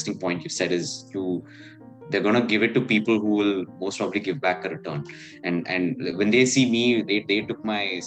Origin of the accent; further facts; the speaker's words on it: Chennai, Tamil Nadu, India; moved away as an adult; also born or lived in Bangalore / Bombay; I'm a Malayali, I grew up in Chennai